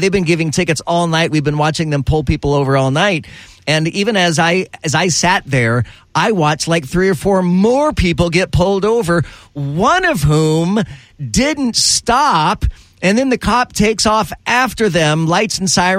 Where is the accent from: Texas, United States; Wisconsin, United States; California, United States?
California, United States; moved away; I was born in California.